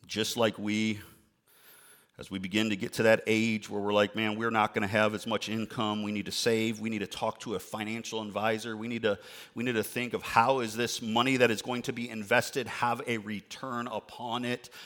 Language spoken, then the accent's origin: English; outside Chicago, Illinois, United States; I grew up outside Chicago